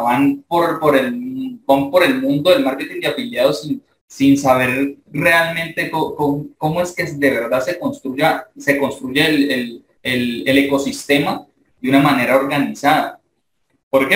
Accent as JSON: {"language": "Spanish", "town": "Palmira", "region": "Valle del Cauca", "country": "Colombia", "said": "yo soy de Palmira, Valle, Colombia"}